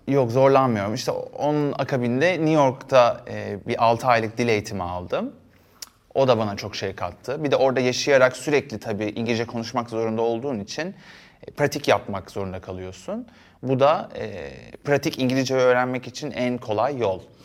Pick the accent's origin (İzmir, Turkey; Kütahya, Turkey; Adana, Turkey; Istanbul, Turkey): Istanbul, Turkey; also born or lived in Erdek / Paşalimanı Island; ben Yeniköy'de doğdum, büyüdüm.